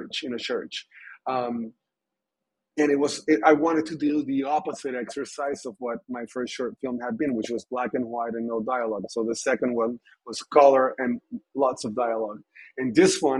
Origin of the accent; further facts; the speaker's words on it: Puerto Rico; growing up in Puerto Rico